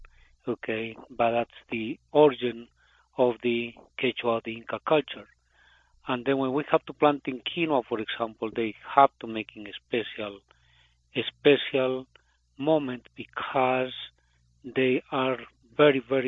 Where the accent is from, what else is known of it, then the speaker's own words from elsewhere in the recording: Cochabamba, Bolivia; English is a second language; moved away as an adult; now in United States; I am from Bolivia. It's my town where I born. It's Cochabamba.